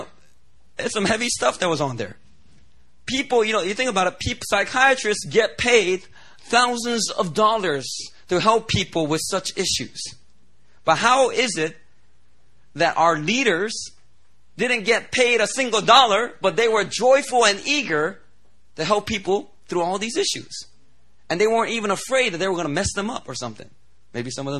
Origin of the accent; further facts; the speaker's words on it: Philadelphia, Pennsylvania, United States; moved away as an adult; also born or lived in New Jersey; now in Seoul, South Korea; I grew up in Philly